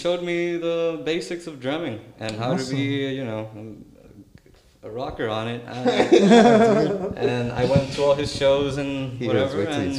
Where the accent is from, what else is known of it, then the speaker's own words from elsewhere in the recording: Quebradillas, Puerto Rico; moved away as an adult; now in New York City, United States; he used to play for the basketball team of my hometown of Quebradillas.